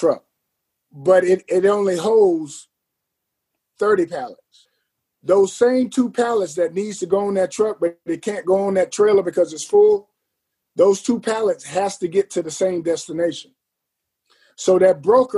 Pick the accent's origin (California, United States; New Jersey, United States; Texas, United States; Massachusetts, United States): California, United States; Long Beach; moved away as an adult; now in Atlanta, United States; I'm originally from the LBC, Long Beach, California.